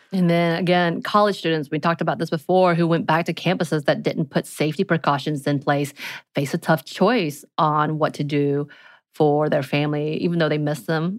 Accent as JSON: {"language": "English", "region": "mountains of Georgia", "country": "United States", "tie": "born or raised there", "said": "growing up in the mountains of Georgia"}